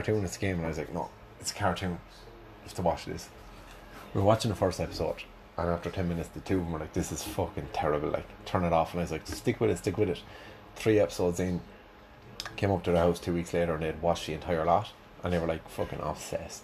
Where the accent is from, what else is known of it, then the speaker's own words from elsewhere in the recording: Ireland; growing up in Ireland in the 90s, Rugrats was always on after Bosco when you went home from school.